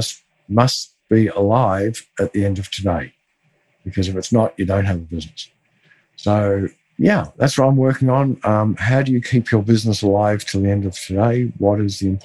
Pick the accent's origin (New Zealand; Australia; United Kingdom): Australia; Melbourne, Victoria; I grew up in Melbourne